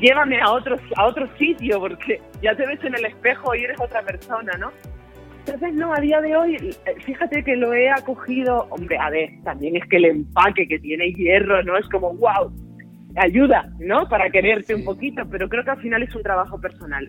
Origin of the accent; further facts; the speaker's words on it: Las Palmas de Gran Canaria, Canary Islands, Spain; yo nací, yo nací en Las Palmas de Gran Canaria, en el barrio de Vegeta